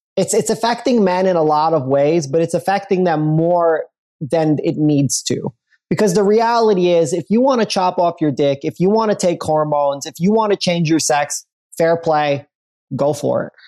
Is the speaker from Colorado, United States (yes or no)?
no; New York City, New York, United States; I grew up in Brooklyn, Brooklyn